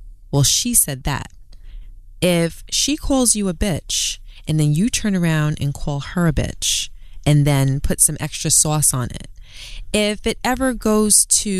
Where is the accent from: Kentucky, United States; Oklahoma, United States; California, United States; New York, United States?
New York, United States; New York City; I'm from Brooklyn. I'm from Queens